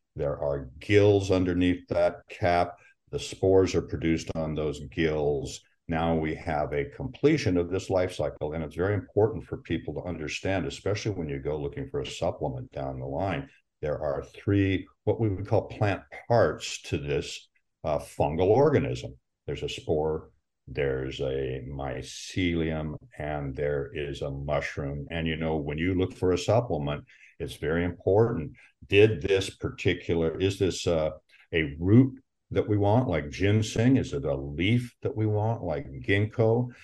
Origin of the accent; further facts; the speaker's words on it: Pacific Northwest, Washington, United States; I was born in the Pacific Northwest, and what we're really uh, known for out here is it, Washington